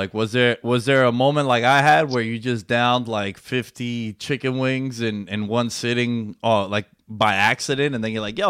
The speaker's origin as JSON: {"language": "English", "town": "New York City", "region": "New York", "country": "United States", "tie": "born or raised there", "also_born_or_lived": "Glen Cove, New York", "said": "I'm in Glen Cove, but I grew up in. Yeah, I grew up in Queens my whole life"}